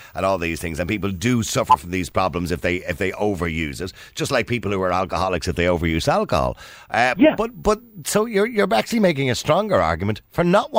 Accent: Ireland; we have a huge problem with the relationship we have as Irish people with alcohol.

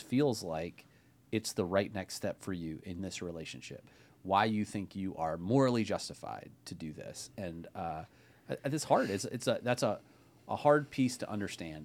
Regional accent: Ohio, United States; now in Bay Area, California, United States; as a fellow non-native Californian, I grew up in Ohio

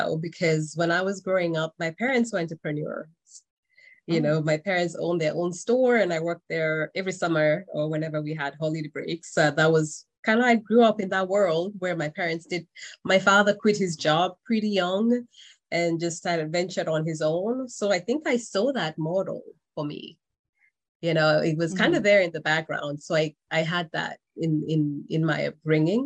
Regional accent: Kenya; moved away as an adult; now in United States; I am originally from Kenya, and I came to the US in 2001

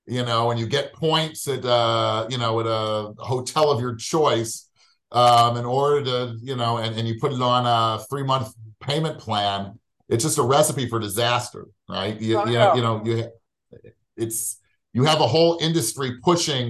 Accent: Seattle, Washington, United States; moved away as an adult; now in Israel; I grew up in Seattle, Washington

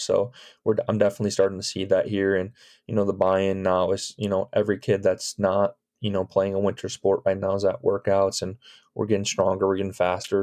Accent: Chicago suburbs, Illinois, United States; moved away; I'm from the Chicago suburbs

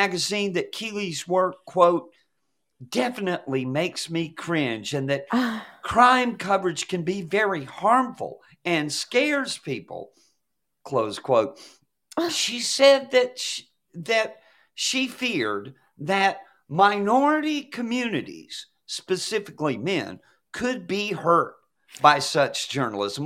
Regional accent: Atlanta, Georgia, United States; growing up in Atlanta when I was a kid

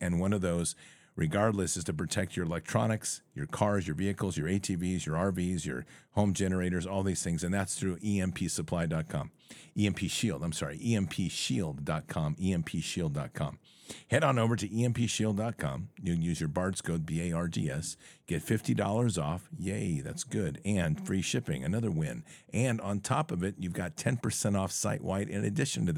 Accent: United States; I'm an American. I'm not a Brit

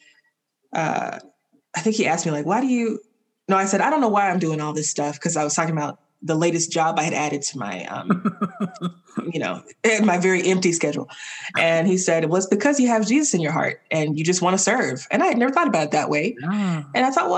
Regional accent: Alabama, United States; also born or lived in Miami; when I left for grad school, it was the first time I lived anywhere other than Alabama

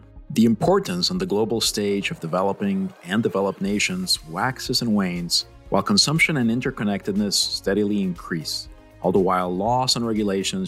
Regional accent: Puerto Rico; we're all from Puerto Rico

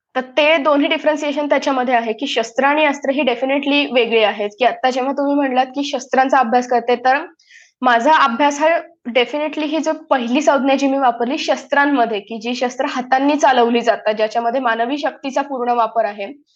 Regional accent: Ahmednagar, Maharashtra, India; moved away as an adult; also born or lived in Vadodara, India; now in London, United Kingdom; मी मूळची अहमदनगरची आहे आणि लहानपण माझं बारावी पर्यंत मी अहमदनगरमध्येच होते

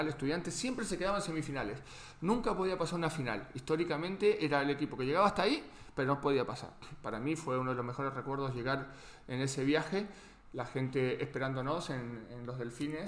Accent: Argentina; moved away; lo más parecido quizás a lo que tenemos en Argentina

